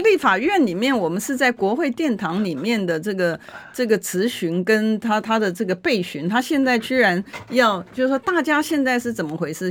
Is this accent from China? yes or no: no; Taiwan; 我们台湾人